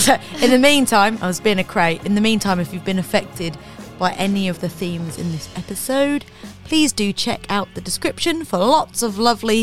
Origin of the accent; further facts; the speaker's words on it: United Kingdom; because I'm British.